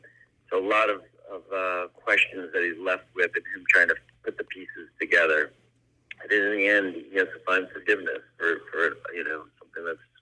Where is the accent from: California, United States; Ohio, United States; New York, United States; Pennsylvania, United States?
New York, United States; New York City; now in Los Angeles, United States; I grew up in New York